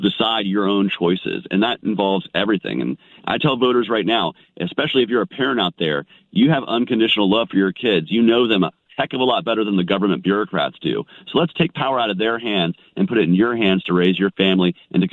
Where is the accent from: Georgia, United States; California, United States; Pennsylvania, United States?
Georgia, United States; I'm from Georgia. I'm not used to that Minnesota cold